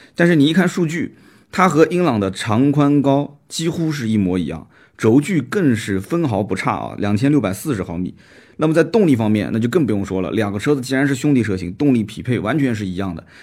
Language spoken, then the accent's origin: Chinese; Nanjing, Jiangsu, China; accent: Nanjing dialect; 我们南京话讲的